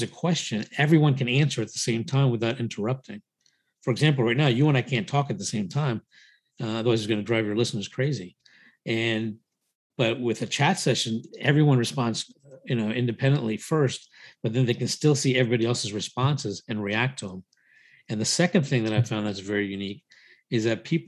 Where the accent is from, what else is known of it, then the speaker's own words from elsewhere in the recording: United States; also born or lived in India; raised in the US since the age of 4